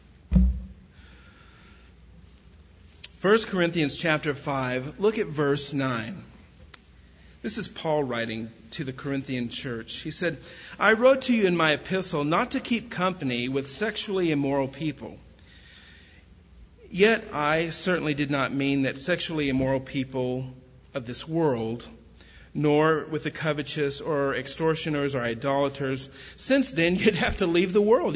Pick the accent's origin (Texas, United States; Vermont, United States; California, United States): Texas, United States; West; I grew up in West Texas